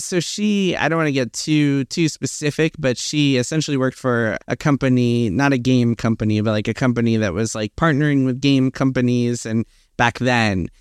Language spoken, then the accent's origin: English; New York City, New York, United States; also born or lived in Queens; I was born in Manhattan. I've been in New York my, pretty much my whole life